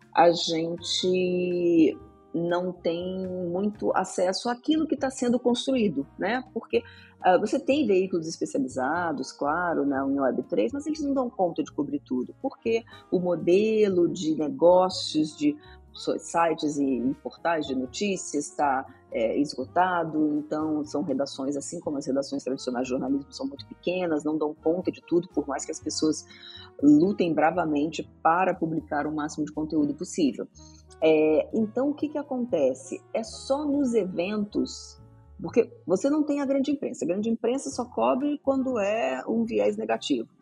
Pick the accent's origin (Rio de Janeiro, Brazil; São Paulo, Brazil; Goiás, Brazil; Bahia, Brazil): Rio de Janeiro, Brazil; moved away; Eu era do Rio de Janeiro, tá? Eu sou carioca e morava lá nessa época